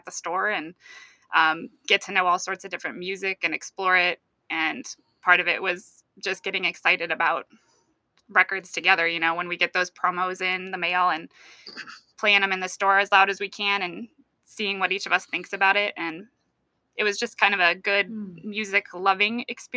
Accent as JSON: {"language": "English", "town": "Iowa City", "region": "Iowa", "country": "United States", "tie": "born or raised there", "said": "I'm from Iowa City, and all through junior high and high school, shopped at the store all the time"}